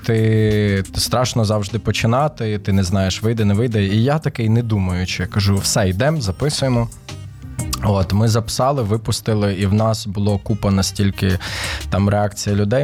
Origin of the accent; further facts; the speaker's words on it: Ternopil, Ternopil Oblast, Ukraine; now in Kyiv, Ukraine; Я сам е, з Тернополя народився виріс там, хоча батьки в мене із Києва.